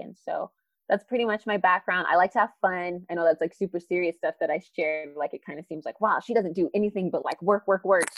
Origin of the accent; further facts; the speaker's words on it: Phoenix, Arizona, United States; I'm from Phoenix, Arizona, born and raised here, specifically in South Phoenix.